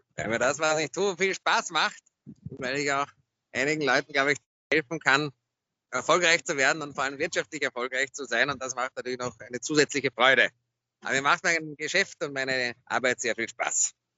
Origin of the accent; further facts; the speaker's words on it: Vienna, Austria; Aus Wien